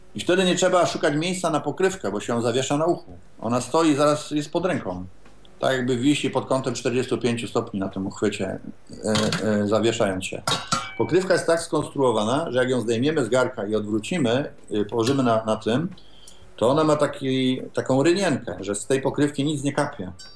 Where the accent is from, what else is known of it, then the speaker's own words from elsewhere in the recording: Poznań, Greater Poland, Poland; jestem z Poznania